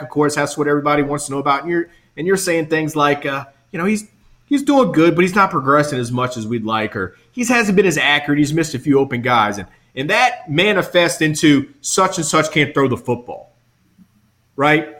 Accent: South Louisiana, United States; I'm from obviously I'm from South Louisiana

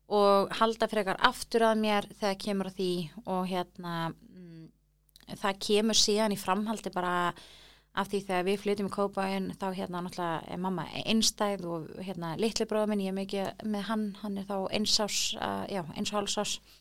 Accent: Reykjavík, Capital Region, Iceland; þar elst ég upp svona

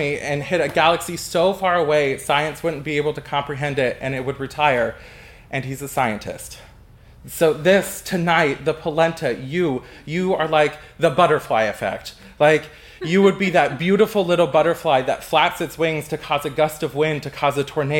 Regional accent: California, United States; because I come from California, I thought I would cue up some California barbecue

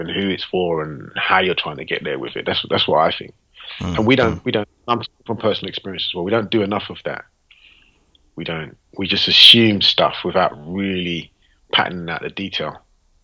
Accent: London, United Kingdom; I'm from London

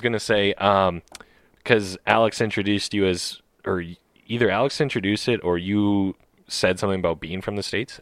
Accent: Canada; as a Canadian

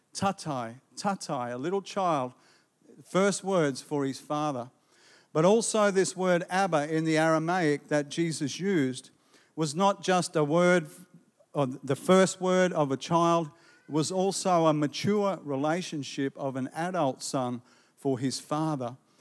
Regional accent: Gympie, Queensland, Australia; Growing up in Gympie

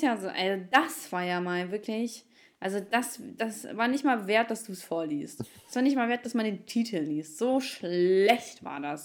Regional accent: Ukraine; moved away; ich bin Ukrainerin

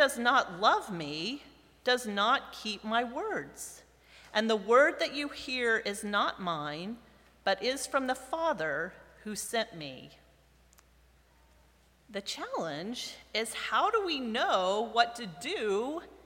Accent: United States; I come from America, right? From North America, from the United States

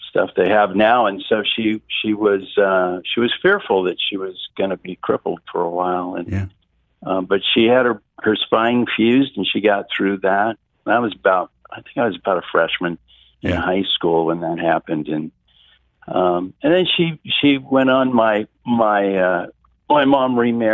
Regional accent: Portland, Oregon, United States; I grew up here, which is a rare thing

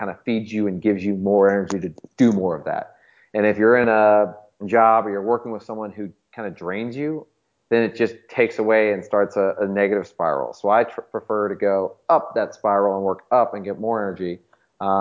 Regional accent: St. Louis, Missouri, United States; born and raised in St. Louis my whole life

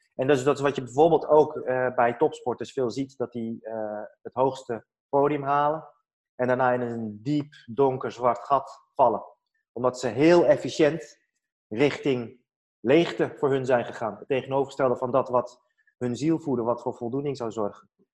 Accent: Netherlands; ik ben in Nederland geboren.

